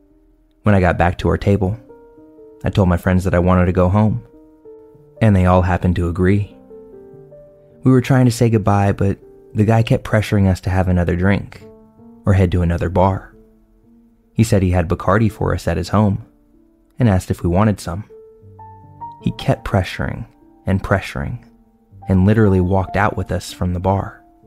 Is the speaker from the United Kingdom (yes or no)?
no; Tampa, Florida, United States; I'm from the Tampa, St. Petersburg area of Florida